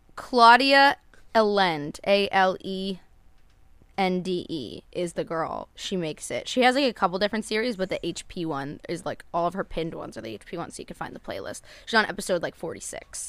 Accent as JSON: {"language": "English", "region": "New Jersey", "country": "United States", "tie": "born or raised there", "moved": "yes", "said": "I grew up in New Jersey"}